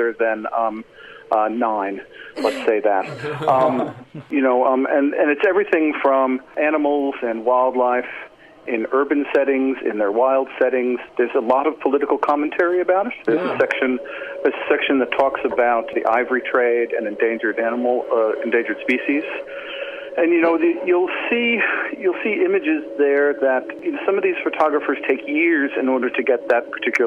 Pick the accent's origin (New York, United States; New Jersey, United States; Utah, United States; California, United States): New York, United States; moved away as an adult; also born or lived in Central Texas; now in Geelong, Australia; I am from New York originally.